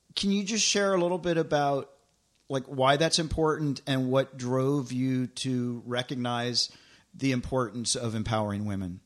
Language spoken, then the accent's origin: English; Tennessee, United States; moved away; also born or lived in Los Angeles; I grew up in Tennessee, so when I moved to L